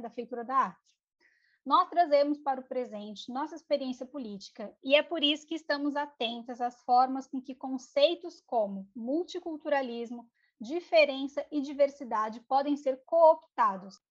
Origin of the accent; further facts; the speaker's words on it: São Paulo, Brazil; Eu nasci em São Paulo, na periferia de São Paulo